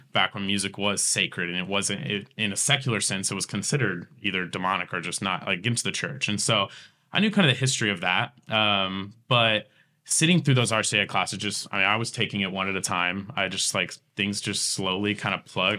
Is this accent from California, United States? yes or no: no; Tulsa, Oklahoma, United States; I grew up here in Tulsa and, and, and West Tulsa and Berry Hill